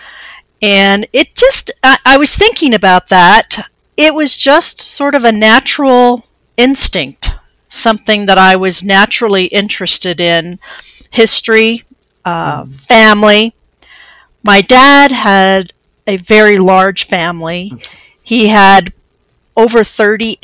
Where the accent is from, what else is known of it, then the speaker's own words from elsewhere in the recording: Nevada, Missouri, United States; I'm from the town. It's called Nevada, Missouri